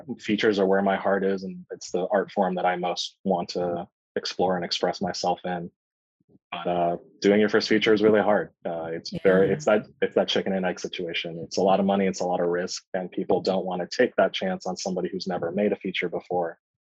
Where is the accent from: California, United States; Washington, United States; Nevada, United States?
California, United States; also born or lived in New York; I was born in Southern California, and then my family immediately moved to New York, and I grew up there for the first 5 years of my life, then came back to Southern California and did most of my growing up here.